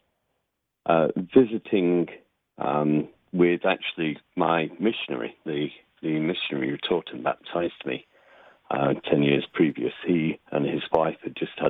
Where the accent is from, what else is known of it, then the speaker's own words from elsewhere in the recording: Nottingham, East Midlands, United Kingdom; moved away as an adult; now in United States; I grew up near Nottingham, England, right by Sherwood Forest, and moved to the U.S., gosh, 13 years ago.